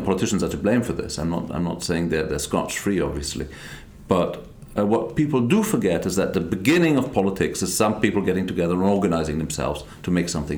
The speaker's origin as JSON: {"language": "English", "country": "Germany", "tie": "born or raised there", "also_born_or_lived": "London / Israel / Scotland / Iraq", "said": "I'm an Israeli Scotsman born in London who grew up in Germany"}